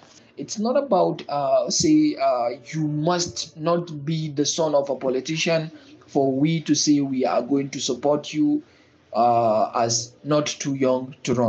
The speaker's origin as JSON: {"language": "English", "region": "Kaduna State", "country": "Nigeria", "said": "I'm from Kaduna State. I am a young political activist."}